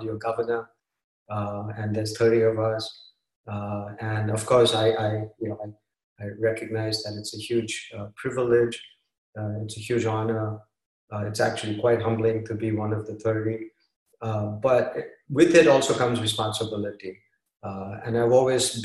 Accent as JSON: {"language": "English", "town": "Mumbai", "region": "Maharashtra", "country": "India", "tie": "born or raised there", "moved": "as an adult", "lives_now": "Redwood City, United States", "said": "I grew up in Bombay playing cricket"}